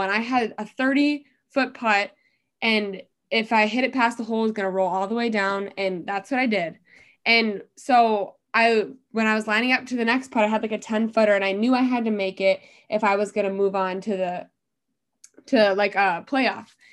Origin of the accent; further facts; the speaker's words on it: Dubuque, Iowa, United States; also born or lived in Cedar Falls, Iowa; I'm originally from Dubuque